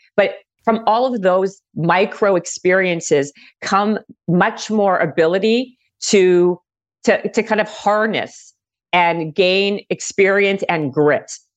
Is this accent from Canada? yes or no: yes; Winnipeg, Manitoba, Canada; moved away as an adult; also born or lived in Toronto; now in Los Angeles, United States; I'm originally from Winnipeg, Manitoba